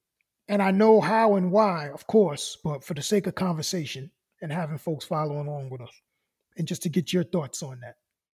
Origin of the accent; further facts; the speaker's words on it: New York City, New York, United States; Like, I'm from Brooklyn.